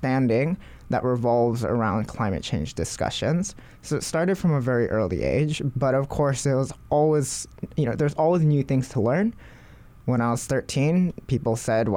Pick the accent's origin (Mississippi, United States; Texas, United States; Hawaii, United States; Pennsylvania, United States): Hawaii, United States; Growing up in Hawaii